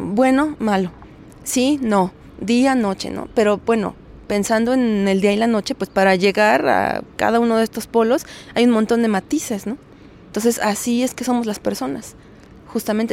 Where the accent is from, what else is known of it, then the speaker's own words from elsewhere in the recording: Mexico; el nuestro, como el mexicano